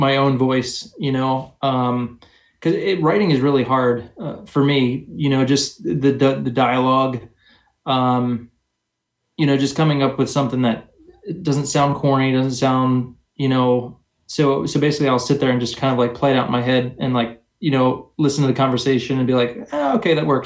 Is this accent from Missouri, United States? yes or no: no; New Jersey, United States; I grew up in New Jersey.